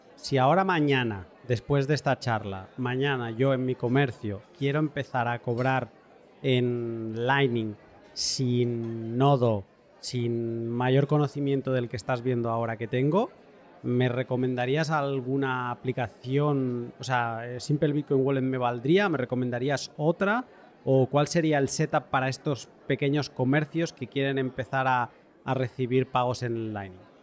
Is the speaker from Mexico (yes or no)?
no; Catalonia, Spain; soy catalán